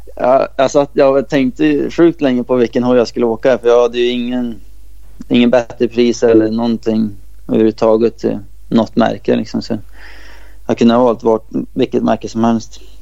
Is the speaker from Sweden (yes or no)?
yes; Sweden; moved away